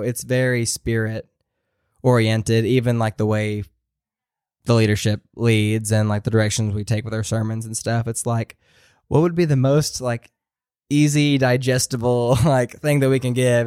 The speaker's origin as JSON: {"language": "English", "town": "Maryville", "region": "Tennessee", "country": "United States", "tie": "born or raised there", "moved": "as an adult", "said": "I grew up in Maryville, like, which is around the Knoxville area"}